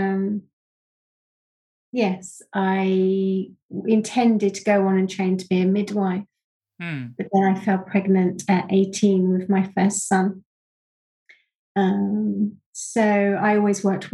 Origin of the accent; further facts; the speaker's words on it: Rustington, South East England, United Kingdom; also born or lived in East Sussex / Worthing; I was born in Rustington, which is strangely only 10 minutes away from where I am now. But I've kind of moved around, but always within the West Sussex, East Sussex area.